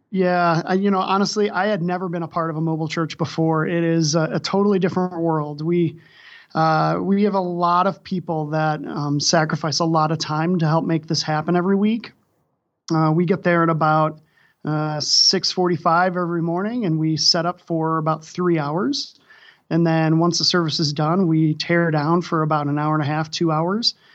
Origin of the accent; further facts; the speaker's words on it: Wisconsin, United States; also born or lived in Saint Louis, Missouri; now in Denver, United States; I'm originally from Wisconsin